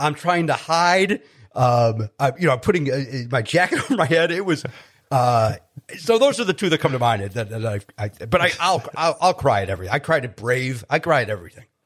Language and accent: English; Chicago, Illinois, United States; I grew up in Chicago, where the Chicago Bears were, like, everything